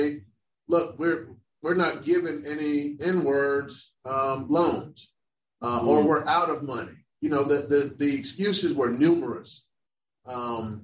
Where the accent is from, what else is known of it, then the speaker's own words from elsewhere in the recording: Orlando, Florida, United States; I grew up in Orlando, Florida